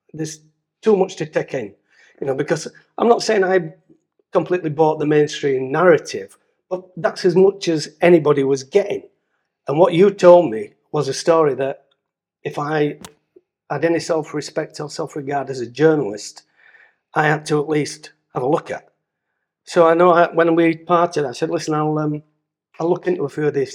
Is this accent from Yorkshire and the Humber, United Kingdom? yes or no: yes; Dewsbury, Yorkshire and the Humber, United Kingdom; moved away as an adult; I'm Dewsbury born and bred